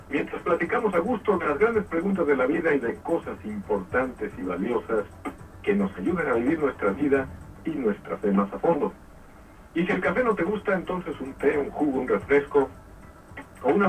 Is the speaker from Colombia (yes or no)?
no; Mexico City, Mexico; now in Tuxtepec, Mexico; México DF, nací en el Distrito Federal, pero radico aquí en Tuxtepec.